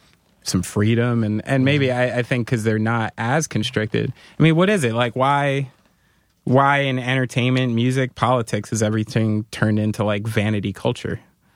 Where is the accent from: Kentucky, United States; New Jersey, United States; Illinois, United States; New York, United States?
New Jersey, United States; I have a douchebag governor too. I'm from New Jersey.